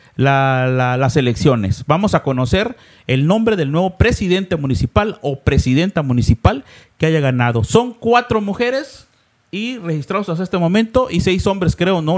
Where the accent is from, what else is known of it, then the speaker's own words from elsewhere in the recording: Cintalapa, Chiapas, Mexico; somos de Cintalapa